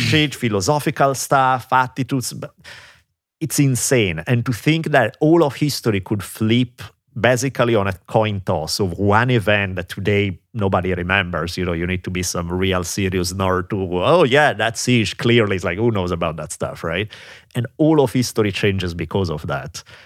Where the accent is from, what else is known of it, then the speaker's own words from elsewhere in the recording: Italy; moved away; growing up in Italy